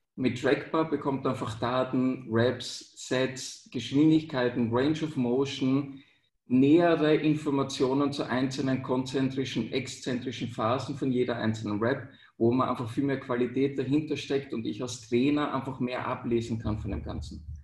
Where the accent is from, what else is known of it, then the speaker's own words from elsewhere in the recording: Austria; also born or lived in Vienna; bei uns in Österreich Matura